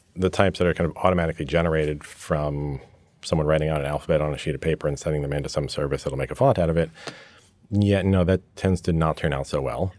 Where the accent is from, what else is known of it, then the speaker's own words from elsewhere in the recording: New York, United States; also born or lived in England; growing up in New York with an American father and a British mother and spending lots of time back in England. I grew up in this hybrid environment.